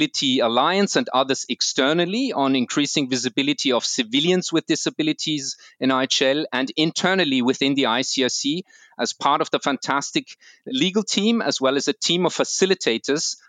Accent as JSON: {"language": "English", "region": "Vienna", "country": "Austria", "tie": "born or raised there", "said": "I'm Austrian. I was born and raised in Vienna"}